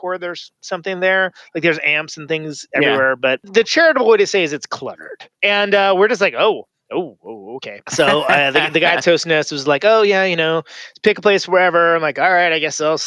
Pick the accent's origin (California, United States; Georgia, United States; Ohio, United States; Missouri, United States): California, United States; Oakland; we're from Oakland. We're pretty far from home.